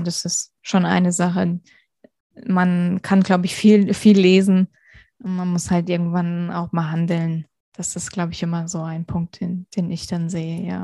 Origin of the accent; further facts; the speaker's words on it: Hesse, Germany; moved away as an adult; also born or lived in Vienna, Austria; now in Munich, Germany; ich komme ursprünglich aus Hessen, bin dann nach Wien gezogen fürs Studium, lebe jetzt in München